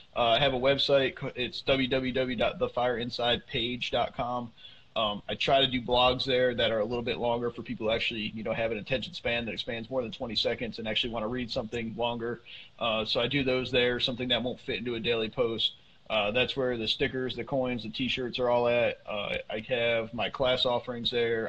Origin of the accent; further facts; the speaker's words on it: Northeast, United States; I grew up up in the Northeast